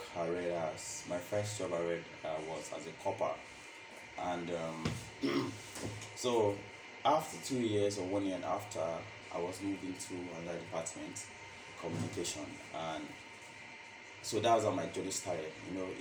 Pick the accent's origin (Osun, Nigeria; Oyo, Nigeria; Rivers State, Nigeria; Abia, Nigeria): Oyo, Nigeria; Ibadan; moved away as an adult; now in Lagos, Nigeria; I'm from Ibadan, and I came to Lagos, I think 2017